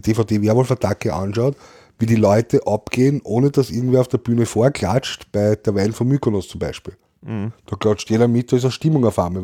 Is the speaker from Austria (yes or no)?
yes; Vienna, Austria; bei uns in Österreich